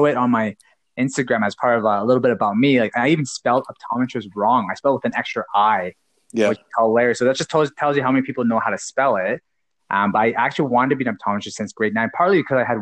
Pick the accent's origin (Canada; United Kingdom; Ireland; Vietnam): Canada; Calgary, Alberta; also born or lived in Waterloo, Ontario; I am from Calgary, Cowtown